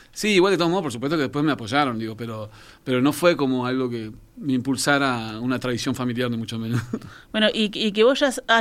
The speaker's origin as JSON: {"language": "Spanish", "country": "France", "tie": "born there", "said": "Yo nací en Francia y por ende, si bien soy hijo de uruguayos, eh, mi, marco musical primario fue un poco en Francia, los primeros años de mi vida."}